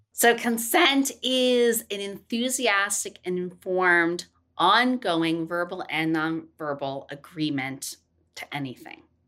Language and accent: English; Tennessee, United States; I was born in Tennessee.